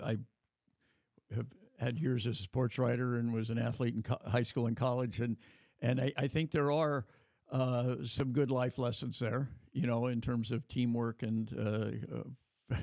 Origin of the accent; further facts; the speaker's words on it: Davis, California, United States; my hometown of Davis